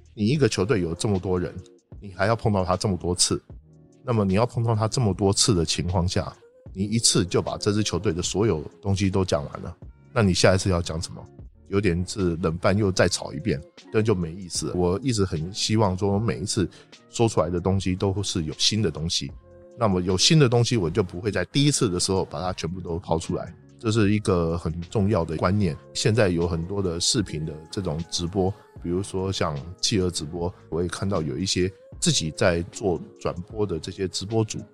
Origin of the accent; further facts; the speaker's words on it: Taipei, Taiwan; moved away as an adult; now in Beijing, China; 我是从台北来的